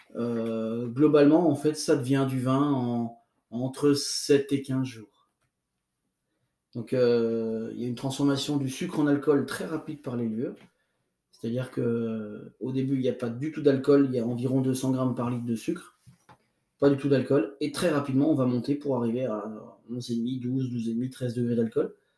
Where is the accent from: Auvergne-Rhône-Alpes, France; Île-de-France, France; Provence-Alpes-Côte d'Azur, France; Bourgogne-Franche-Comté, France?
Bourgogne-Franche-Comté, France; Burgundy; chez nous en Bourgogne